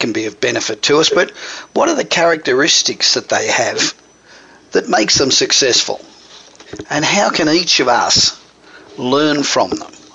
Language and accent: English; Australia; accent: Australian; moved away as an adult; now in United States; I'm Australian, obviously. But I've been here just on 30 years, so the accent doesn't go away